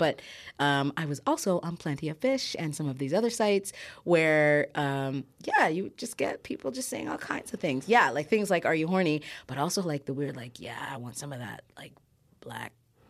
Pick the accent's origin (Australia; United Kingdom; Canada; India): Canada; Newmarket, Ontario; also born or lived in Ghana; I grew up in Newmarket, so I get it.